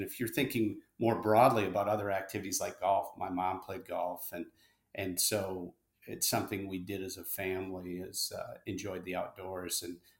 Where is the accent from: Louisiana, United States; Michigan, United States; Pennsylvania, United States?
Michigan, United States; Bad Axe; So my hometown, as I think you know, is Bad Axe, Michigan.